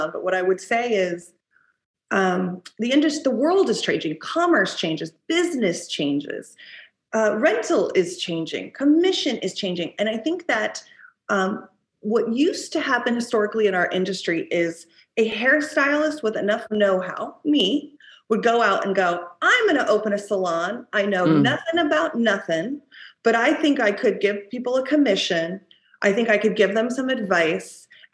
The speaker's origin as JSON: {"language": "English", "town": "Durango", "region": "Colorado", "country": "United States", "tie": "born or raised there", "moved": "yes", "lives_now": "New York City, United States", "said": "I am from a town called Durango, Colorado, that I think has about 60,000 people. I grew up on a dirt road"}